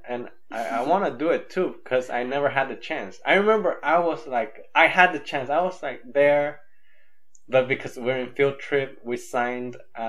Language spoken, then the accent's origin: English; Nicaragua; also born or lived in Honduras / Guatemala; I grew up in Nicaragua, but I wouldn't say, if they want to know the specifics, I'll say, "Yeah, I grew up 3 years in Honduras, 3 years in Guatemala, and 11 years."